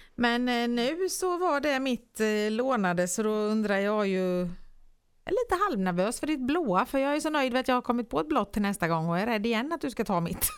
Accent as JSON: {"language": "Swedish", "town": "Nyhem", "country": "Sweden", "tie": "born or raised there", "said": "hemma i Nyhem"}